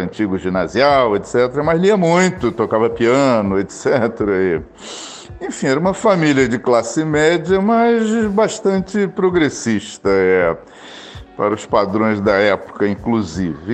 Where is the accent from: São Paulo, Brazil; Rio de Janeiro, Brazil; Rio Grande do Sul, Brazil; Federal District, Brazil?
Rio de Janeiro, Brazil; also born or lived in Cuiabá, Mato Grosso; eu nasci em Cuiabá, Mato Grosso, é, no ano de 1951. Em 1953, meus pais se mudaram aqui para o Rio de Janeiro, onde eu moro, onde eu vivo desde então. Sempre morei aqui no Rio. Me considero quase um carioca.